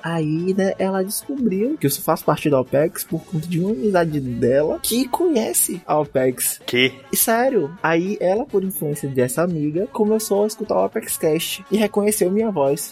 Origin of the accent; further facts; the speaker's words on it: Bahia, Brazil; eu sou da Bahia